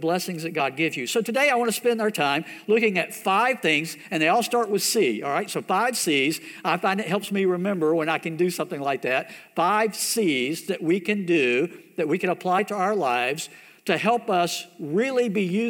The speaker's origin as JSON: {"language": "English", "country": "United States", "said": "growing up in America"}